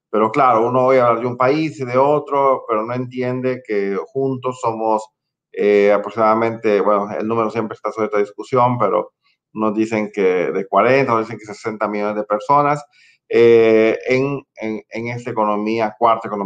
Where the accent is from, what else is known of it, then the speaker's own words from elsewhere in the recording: Honduras; soy hondureño y por destino, pues aquí estoy liderando este banco centroamericano.